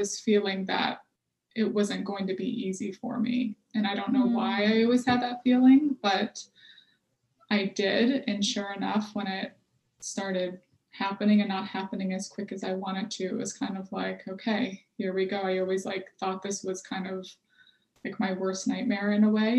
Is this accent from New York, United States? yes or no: no; Michigan, United States; also born or lived in Texas; now in Boston, United States; I'm originally from Michigan